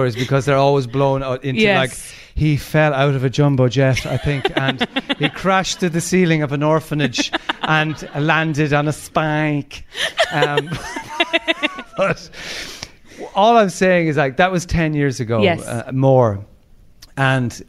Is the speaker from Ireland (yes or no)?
yes; Limerick, Munster, Ireland; We grew up in Ballycloc in Limerick